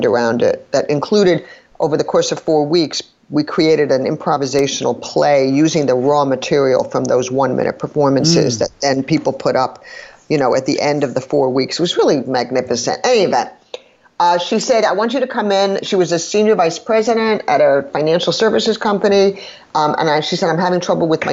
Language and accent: English; New York City, New York, United States; I grew up in New York City